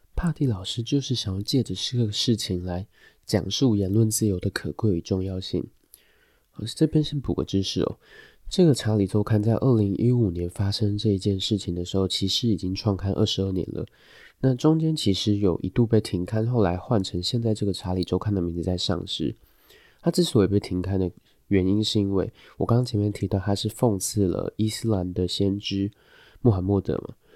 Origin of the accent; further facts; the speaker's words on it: Taiwan; 我们台湾人